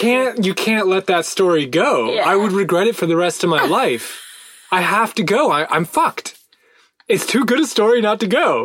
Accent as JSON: {"language": "English", "country": "United States", "said": "as an American"}